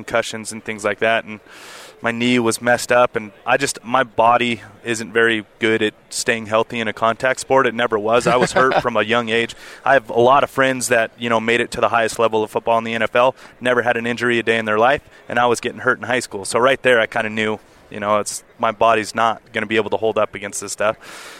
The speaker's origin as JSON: {"language": "English", "town": "Las Vegas", "region": "Nevada", "country": "United States", "tie": "born or raised there", "said": "I'm from Las Vegas, Nevada, born and raised, lived there my entire life. So I grew up in the city, one of the biggest cities, craziest cities there is. My family is in business background in the, you know, Las Vegas Valley. Been in the casino industry for a long time"}